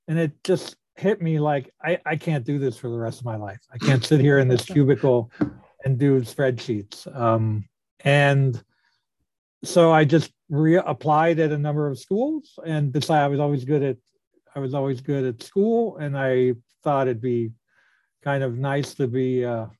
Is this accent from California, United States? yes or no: yes; California, United States; moved away as an adult; also born or lived in Toronto, Canada / Florida; now in Houston, United States; moved to California when I was 2. And so I grew up in California